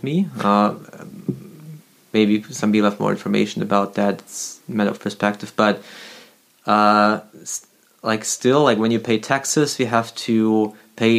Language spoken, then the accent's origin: English; near Hanover, Lower Saxony, Germany; I was born near Hanover, actually.